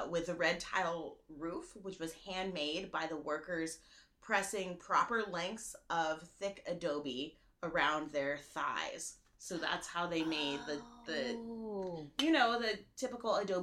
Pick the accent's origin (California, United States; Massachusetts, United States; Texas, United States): California, United States; Monterey; moved away; I'm from Monterey, California